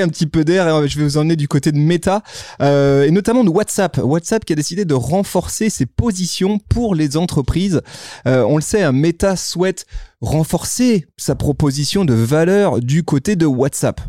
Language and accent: French; France; chez nous en France